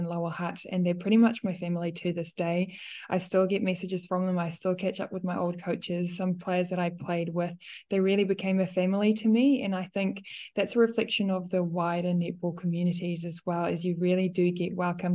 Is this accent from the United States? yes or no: no; South Africa; English is a second language; moved away as an adult; now in New Zealand; me being a South African, having moved here